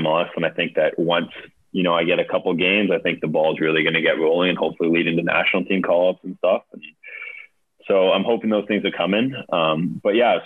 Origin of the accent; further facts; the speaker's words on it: Nanaimo, British Columbia, Canada; I came from a city called, I was born in Nanaimo, it was called, which is this 100,000 type city